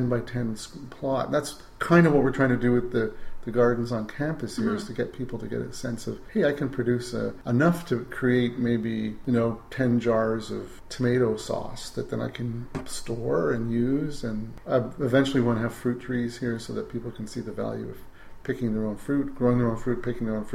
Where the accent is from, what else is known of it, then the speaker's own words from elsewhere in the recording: Canada; As a Canadian